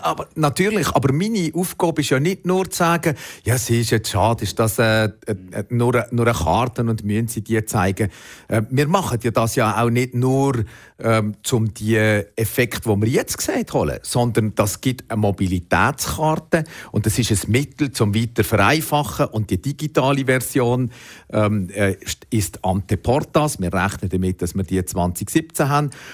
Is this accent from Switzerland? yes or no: yes; Switzerland; bei uns in der Schweiz